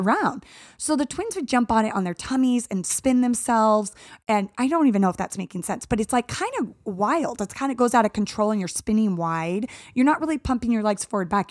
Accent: Arizona, United States; growing up in Arizona

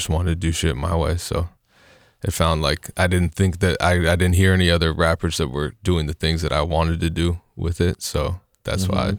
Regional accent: Lake Oswego, Oregon, United States; Yeah, I grew up mostly in Lake Oswego, actually, but moved around a bunch in the greater Portland area.

